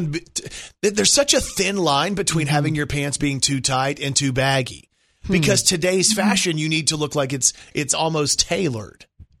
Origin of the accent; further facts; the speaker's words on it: Texas, United States; I was born in Texas.